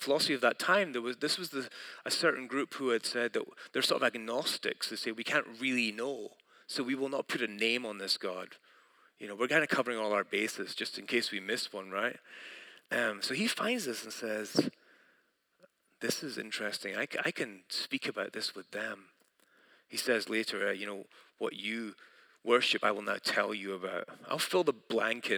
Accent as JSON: {"language": "English", "country": "United Kingdom", "moved": "yes", "said": "I'm from Britain"}